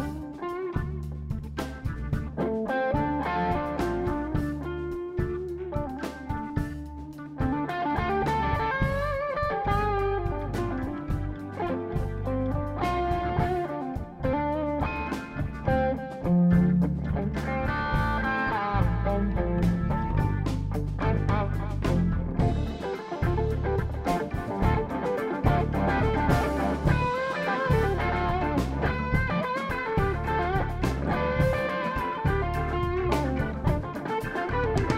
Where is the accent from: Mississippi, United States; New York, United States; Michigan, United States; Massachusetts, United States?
Mississippi, United States; also born or lived in Arkansas; down in Mississippi, I was fortunate enough to get to grow up